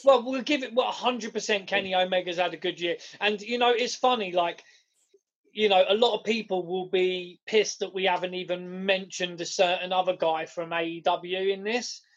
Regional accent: United Kingdom; we're British

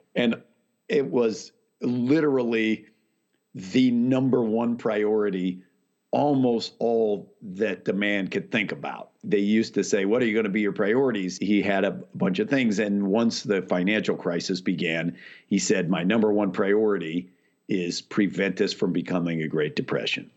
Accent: Whittier, California, United States; also born or lived in Waco, Texas / Chicago; I mostly grew up out in Whittier, outside of L

